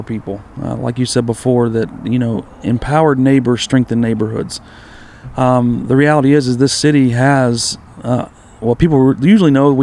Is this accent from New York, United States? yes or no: no; Winston-Salem, North Carolina, United States; now in Cleveland, United States; I grew up in North Carolina, in Winston-Salem.